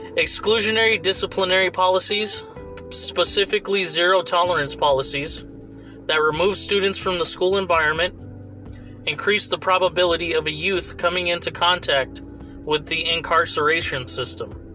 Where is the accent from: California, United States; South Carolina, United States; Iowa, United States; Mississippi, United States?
California, United States; Fresno; my hometown AAA team, the Fresno Grizzlies